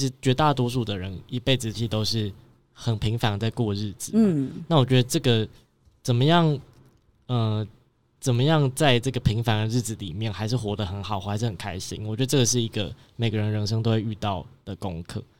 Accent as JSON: {"language": "Chinese", "town": "Chiayi", "region": "Chiayi City", "country": "Taiwan", "tie": "born or raised there", "also_born_or_lived": "Taipei", "said": "，然后我我自己本身是嘉义人，然后小时候就在嘉义长大嘛，然后后来到台北求学"}